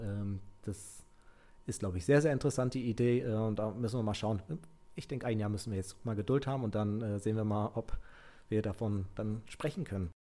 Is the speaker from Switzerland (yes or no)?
no; Mecklenburg-Vorpommern, Germany; bei uns in Mecklenburg-Vorpommern